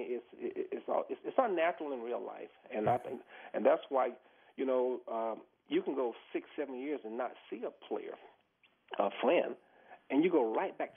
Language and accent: English; the South, United States; moved away; I grew up in the South, you know, and I grew up in racism. I went through the whole integration process, you know. I was the first black football player in Florida State